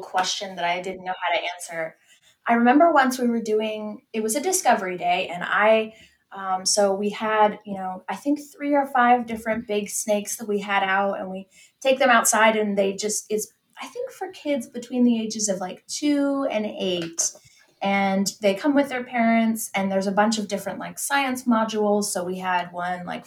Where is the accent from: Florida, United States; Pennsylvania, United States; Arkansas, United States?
Pennsylvania, United States; now in Alabama, United States; I am originally from Pennsylvania in the United States, but I live in Alabama now